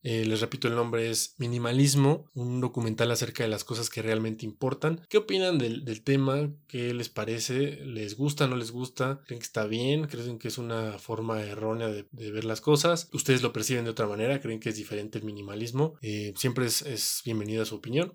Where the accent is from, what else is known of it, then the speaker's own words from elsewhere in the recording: Mexico; nosotros como mexicanos o como latinoamericanos